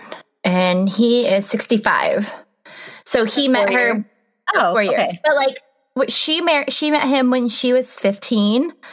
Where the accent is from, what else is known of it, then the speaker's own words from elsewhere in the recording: United States; our history as American millennials